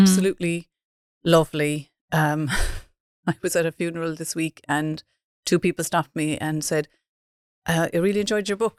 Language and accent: English; Dunmanway, Munster, Ireland; I'm from Dun Manuay.